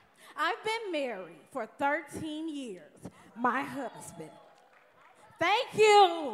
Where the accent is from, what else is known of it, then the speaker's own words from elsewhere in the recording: Detroit, Michigan, United States; And I'm from Detroit.